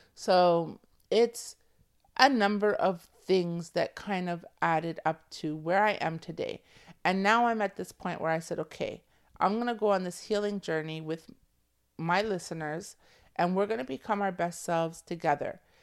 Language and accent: English; Toronto, Ontario, Canada; I'm from Toronto. You co, we come from a city that, like, is multicultural